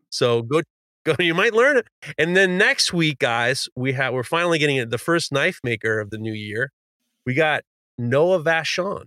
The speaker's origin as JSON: {"language": "English", "town": "New York City", "region": "New York", "country": "United States", "tie": "born or raised there", "said": "When I was growing up in Manhattan, I went to an all"}